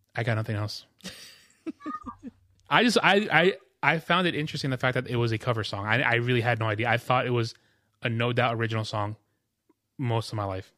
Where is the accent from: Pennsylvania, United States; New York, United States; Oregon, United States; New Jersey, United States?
New York, United States; moved away; also born or lived in Jamaica; I'm from New York, too